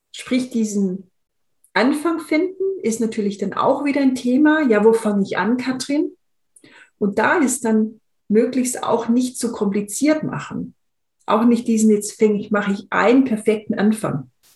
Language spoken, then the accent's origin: German; Swabia, Germany; ich bin in, in einem im Schwäbischen aufgewachsen